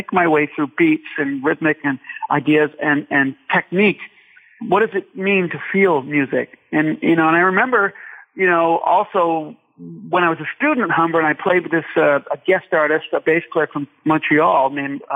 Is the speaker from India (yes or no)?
no; Ireland; I am Irish